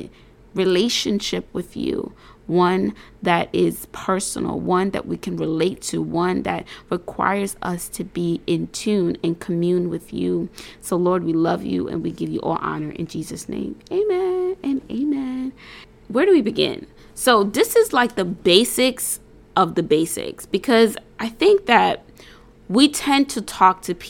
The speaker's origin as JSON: {"language": "English", "town": "New York City", "region": "New York", "country": "United States", "said": "I am an entrepreneur from New York City"}